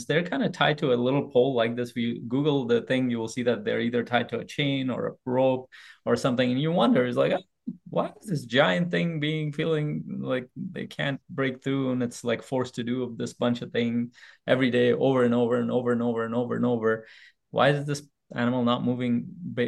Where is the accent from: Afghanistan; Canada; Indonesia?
Afghanistan; moved away; also born or lived in Pakistan; I was born in Afghanistan. I lived a part of my life in Pakistan